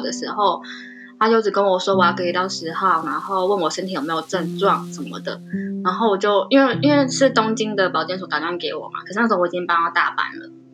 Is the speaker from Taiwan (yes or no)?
yes; Taiwan; now in Japan; 我是台湾人